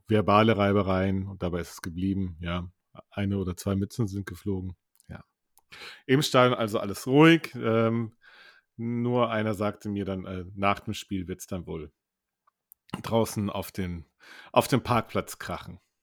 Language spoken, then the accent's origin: German; Cologne, North Rhine-Westphalia, Germany; wir kommen aus Köln